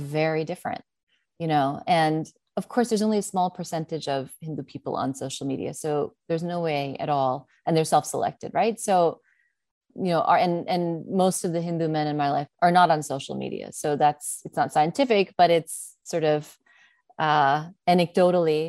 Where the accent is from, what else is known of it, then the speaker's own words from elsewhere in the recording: New York, United States; accent: American English; English is a second language; This is not a practiced accent. I'm from New York